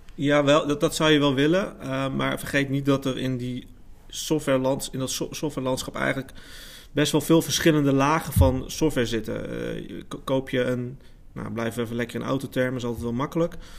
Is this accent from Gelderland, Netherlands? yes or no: no; Amersfoort, Utrecht, Netherlands; kom uit Amersfoort, geboren en getogen.